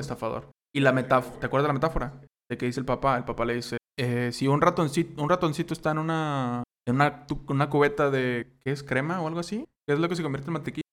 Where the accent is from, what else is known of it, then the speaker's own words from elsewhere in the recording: Mexico; somos mexicanos